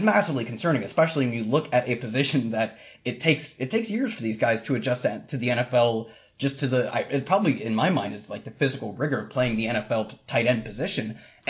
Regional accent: Ohio, United States; these are both schools from my home state. I drive by them on ways to bigger schools all the time. on ways to go, if I go to Ohio State

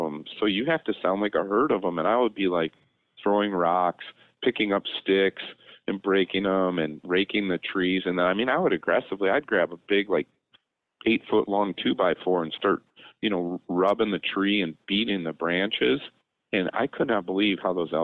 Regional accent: Illinois, United States; I'm a veterinarian from Illinois

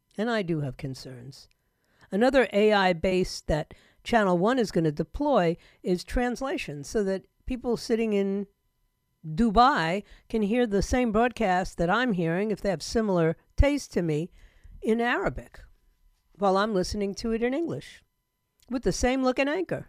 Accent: New York City, New York, United States; my hometown of New York City

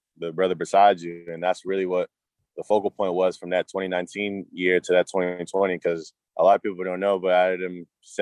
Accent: Cambridge, Massachusetts, United States; also born or lived in Malden, Massachusetts / Everett, Massachusetts / Conway, South Carolina; I'm from Cambridge, Mass. Originally, I moved to Malden, Mass. When I was 14 years old

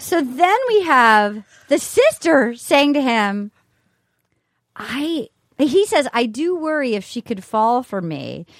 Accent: Little Compton, Rhode Island, United States

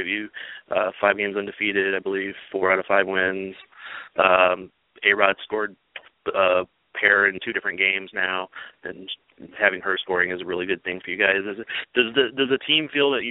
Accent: Midwest, United States; growing up in the Midwest and the boonies out here, so my accent doesn't do well with some names

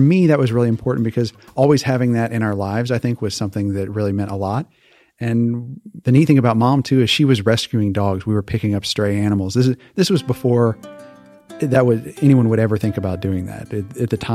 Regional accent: Hawaii, United States; moved away; also born or lived in Missouri; I was born and raised in Hawaii

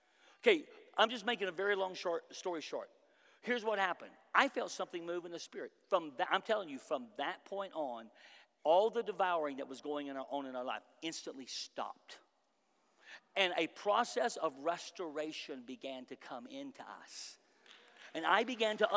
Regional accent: United States; I'm from America

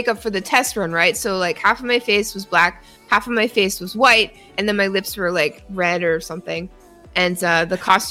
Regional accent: Canada; now in United States; As a Canadian living in the United States of America

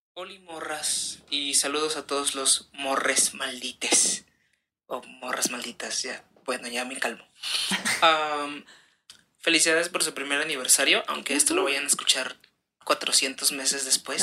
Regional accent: Veracruz, Mexico; nosotros somos de Veracruz

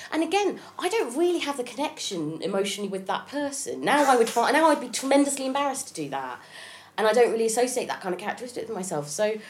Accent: Haslemere, South East England, United Kingdom; moved away as an adult; also born or lived in Hitchin, Hertfordshire / Sheffield / London; I was born in Hitchin, Hertfordshire. Yeah. And then when I was a bit older, I grew up in a little town called Haslemere.

